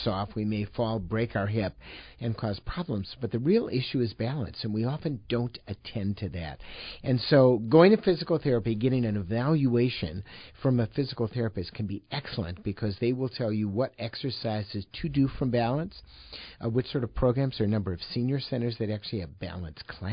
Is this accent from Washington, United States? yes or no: no; Chicago, Illinois, United States; moved away as an adult; now in Madison, United States; I was born and raised in Chicago and then went up to Madison, Wisconsin